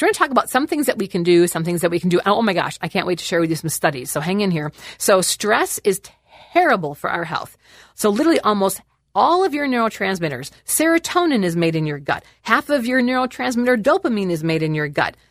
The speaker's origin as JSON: {"language": "English", "region": "Wisconsin", "country": "United States", "said": "I'm actually from Wisconsin"}